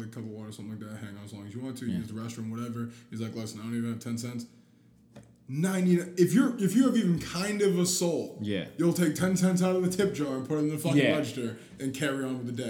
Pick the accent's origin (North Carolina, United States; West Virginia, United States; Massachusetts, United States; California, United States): Massachusetts, United States; North Shore; moved away as an adult; now in Dorchester, Boston, United States; I'm from the North Shore, guy. I can go driving back to my hometown anytime I want